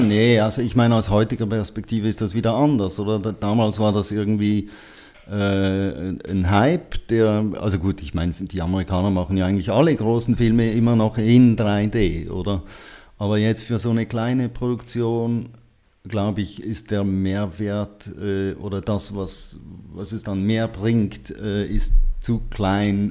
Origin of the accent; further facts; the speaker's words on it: Switzerland; ich bin auch ein Schweizer